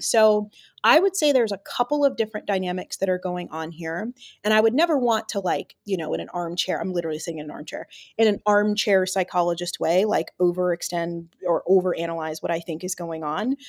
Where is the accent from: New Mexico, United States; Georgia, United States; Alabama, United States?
Georgia, United States; Atlanta; I taught in my hometown, Atlanta.